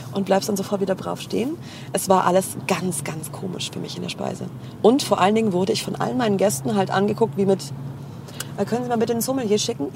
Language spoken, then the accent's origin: German; Heilbronn, Baden-Württemberg, Germany; ich komme aus Heilbronn